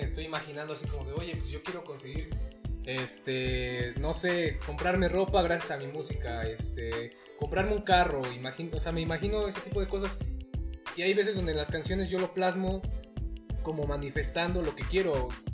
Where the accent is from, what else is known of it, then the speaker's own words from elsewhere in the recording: Huauchinango, Puebla, Mexico; soy originario de Huauchinango, Puebla